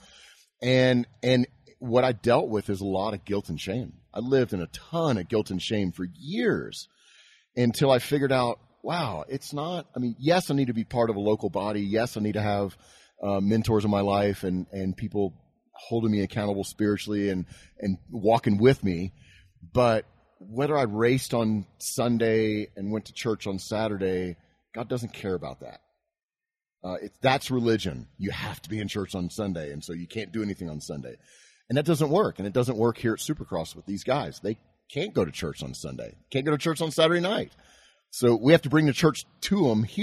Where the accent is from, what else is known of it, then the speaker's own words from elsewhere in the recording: Houston, Texas, United States; I grew up in Houston, Texas.